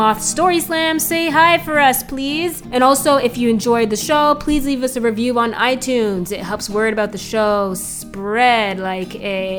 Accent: Canada; I'm Canadian.

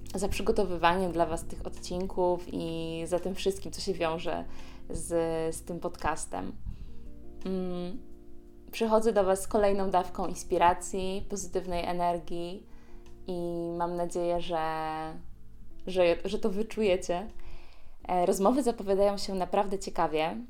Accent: Poznań, Greater Poland, Poland; znowu jestem w rodzinnym Poznaniu

